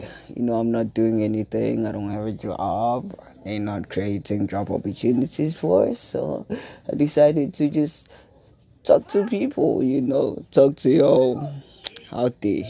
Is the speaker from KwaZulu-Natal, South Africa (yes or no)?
yes; South Coast, KwaZulu-Natal, South Africa; Young boy from South Africa, South Coast, KZN.